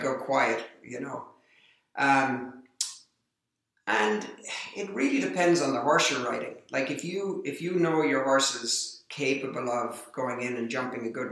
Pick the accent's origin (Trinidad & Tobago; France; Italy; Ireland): Ireland; being Irish, I have a lot of Irish friends that are involved in the sport